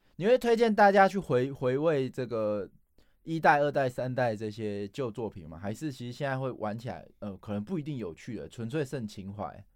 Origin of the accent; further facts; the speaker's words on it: Taipei, Taiwan; 不知道是不是因为我是台北市出生哦